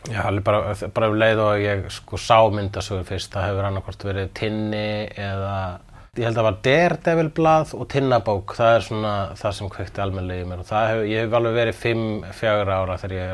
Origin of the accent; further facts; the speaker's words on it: Reykjavík, Capital Region, Iceland; also born or lived in Sweden / Svarfaðardalur, Iceland; Ég ólst upp í Vesturbænum, ég held að það sé sástaður sem ég ólst hvað mest upp, en líka í Svíþjóð og líka í Svaravadardalnum fyrir norðan.